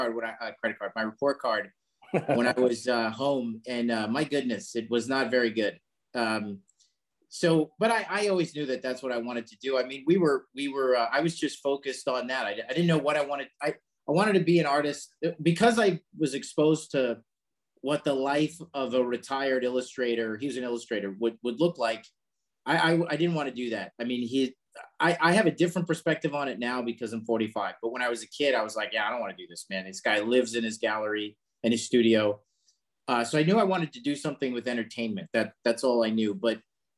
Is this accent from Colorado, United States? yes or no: no; Long Island, New York, United States; we grew up in Long Island